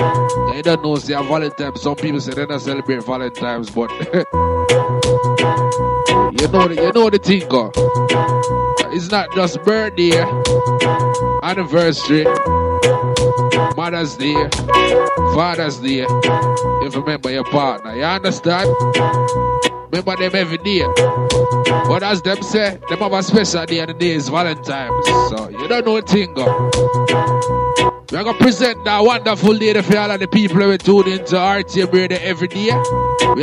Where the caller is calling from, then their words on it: London, United Kingdom; Big up to all my listeners, I'm cracking from London right about it.